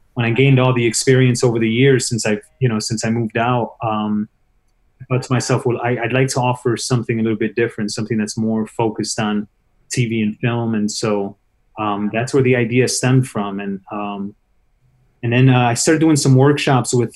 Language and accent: English; Chicago, Illinois, United States; I grew up in Chicago